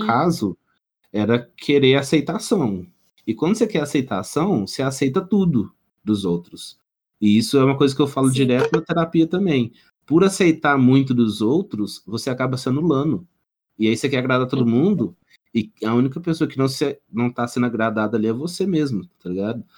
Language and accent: Portuguese; Minas Gerais, Brazil; nós três aqui somos Mineiros